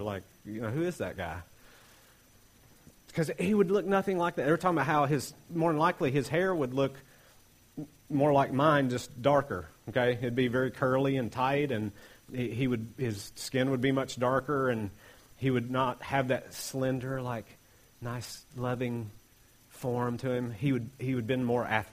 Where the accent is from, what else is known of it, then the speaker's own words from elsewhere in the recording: Appalachia, United States; I'm Appalachian American